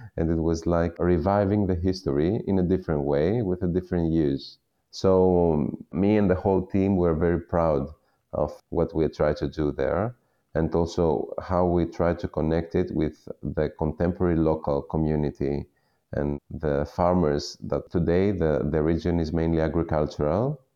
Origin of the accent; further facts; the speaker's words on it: Western Peloponnese, Western Greece, Greece; I was born and raised in the Western Peloponnese, in the region of the Ximenes